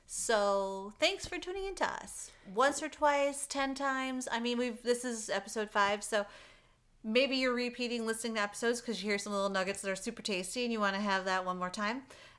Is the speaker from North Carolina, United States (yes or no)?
no; Michigan, United States; now in Arizona, United States; my home state of Michigan.